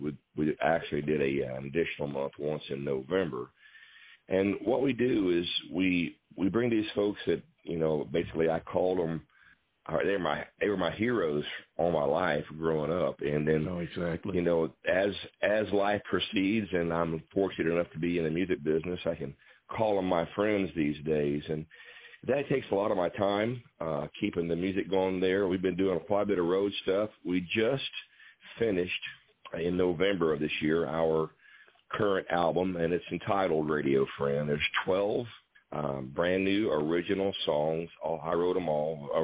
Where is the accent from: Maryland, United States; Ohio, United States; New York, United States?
Ohio, United States; Waynesville; I'm from Waynesville, Ohio